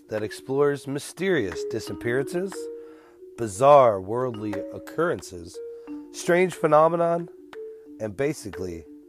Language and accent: English; Midwest, United States; we're from the Midwest. Mm-hmm. We're a northern state.